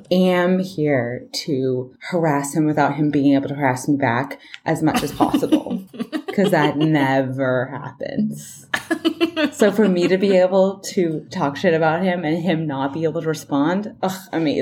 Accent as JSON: {"language": "English", "area": "Bay Area", "region": "Northern California", "country": "United States", "said": "No, I'm from Northern California. Oh, okay. So I'm from the Bay Area."}